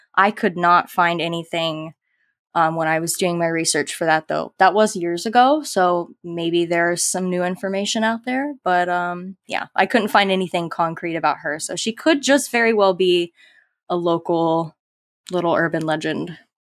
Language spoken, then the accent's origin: English; Live Oak, Florida, United States; accent: southern twang; I grew up in little old Live Oak, Florida